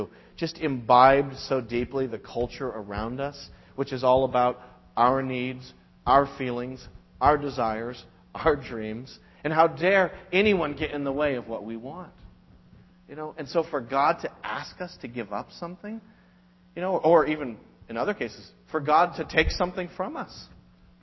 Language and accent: English; United States; as an American Christian